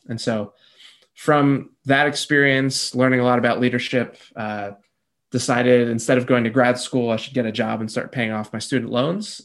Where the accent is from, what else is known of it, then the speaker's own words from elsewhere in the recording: New Jersey, United States; also born or lived in North Carolina / Peru; I grew up in New Jersey, born and raised